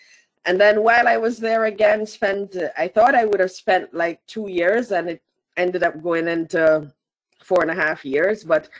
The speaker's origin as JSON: {"language": "English", "country": "Jamaica", "tie": "born or raised there", "said": "I started in Jamaica. So I'm Jamaican, first and foremost. Let me put that on the table. And so I was born and bred in Jamaica, including all the way up to university and my first job."}